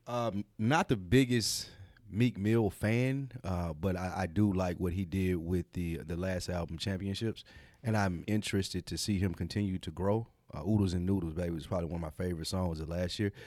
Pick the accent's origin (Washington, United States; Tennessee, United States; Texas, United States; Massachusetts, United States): Tennessee, United States; Nashville; we're from Nashville